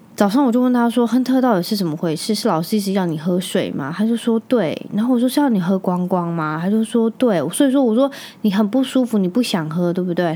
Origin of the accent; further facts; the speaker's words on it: Magong, Penghu County, Taiwan; moved away; 我是在澎湖长大的嘛